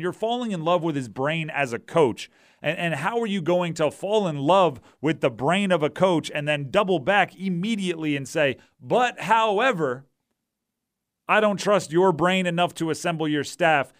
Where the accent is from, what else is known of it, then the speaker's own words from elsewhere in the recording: Hawaii, United States; moved away; I grew up in Hawaii.